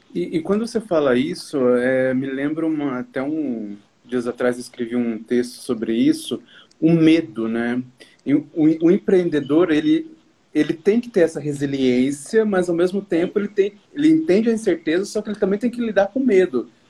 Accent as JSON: {"language": "Portuguese", "country": "Brazil", "said": "nós, empreendedores de forma geral, brasileiros"}